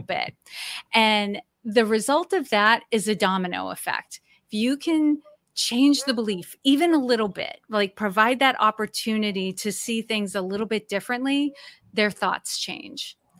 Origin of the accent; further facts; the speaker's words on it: Massachusetts, United States; also born or lived in Maine / Old Orchard Beach, Maine; now in Norfolk, Virginia, United States; I was born and raised in Massachusetts